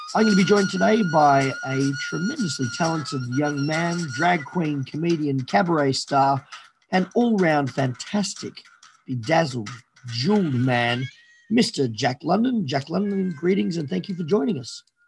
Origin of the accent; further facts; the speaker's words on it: Australia; fiercely patriotic Australian